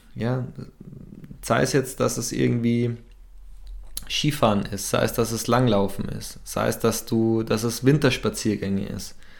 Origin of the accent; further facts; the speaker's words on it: Bad Tölz, Bavaria, Germany; moved away as an adult; ich bin im Süden aufgewachsen. Ich habe 15, 18 Jahre in Bad Hölz gewohnt